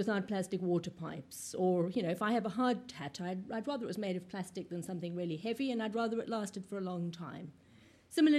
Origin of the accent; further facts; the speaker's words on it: South Africa; now in United Kingdom; I come from South Africa